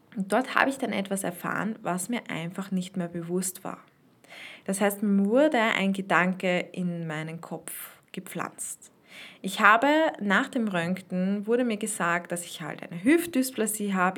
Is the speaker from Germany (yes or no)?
no; Austria; so eine Spreizhose, heißt das bei uns in Österreich